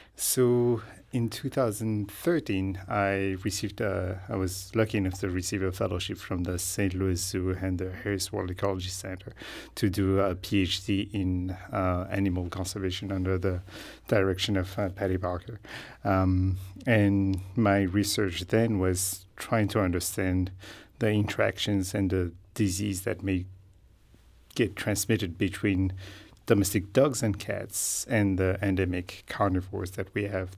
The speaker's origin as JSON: {"language": "English", "country": "Madagascar", "tie": "born or raised there", "said": "So, I grew up in Madagascar. I trained as a veterinarian in Madagascar."}